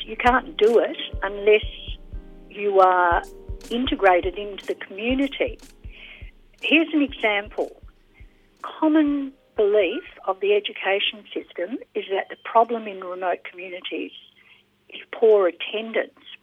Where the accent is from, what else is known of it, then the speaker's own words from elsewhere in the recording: Australia; also born or lived in Tonga; as an Australian volunteer